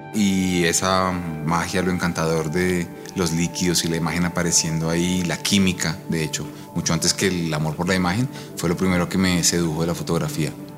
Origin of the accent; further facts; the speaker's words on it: Bogotá, Colombia; Yo soy fotógrafo bogotano